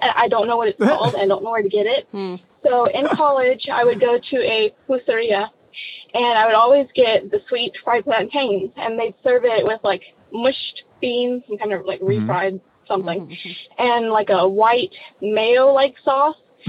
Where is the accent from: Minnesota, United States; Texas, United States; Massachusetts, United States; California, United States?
Texas, United States; moved away; I'm originally from Texas.